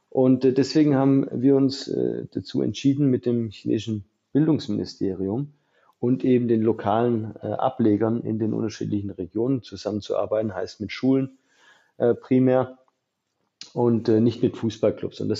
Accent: Illingen, Baden-Württemberg, Germany; also born or lived in Mühlacker; Äh, ich bin zwar in Mühlacker geboren, weil es bei mir im Dorf kein Krankenhaus gab. Ich bin aus Illingen, ähm, also da ist er, da geht ja genau die Grenze zwischen Baden und Württemberg den durch.

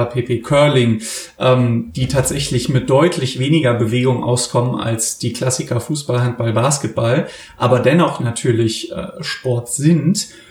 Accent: Germany; now in Cologne, Germany; wir als Deutsche

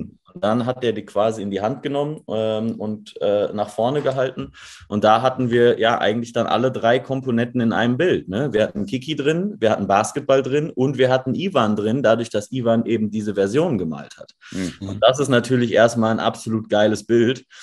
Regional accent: Dortmund, North Rhine-Westphalia, Germany; wir kommen aus, aus Dortmund

